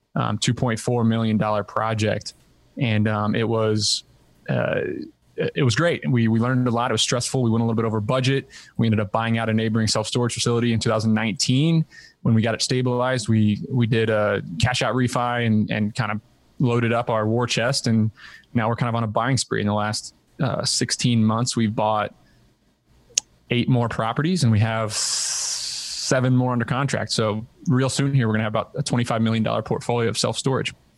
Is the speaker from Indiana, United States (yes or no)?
yes; Southern Indiana, United States; moved away as an adult; also born or lived in Ithaca, New York; grew up in Southern Indiana